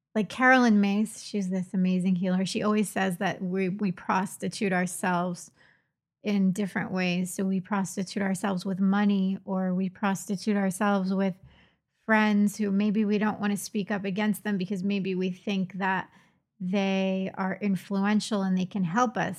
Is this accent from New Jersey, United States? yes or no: yes; Trenton, New Jersey, United States; moved away; I'm from Trenton.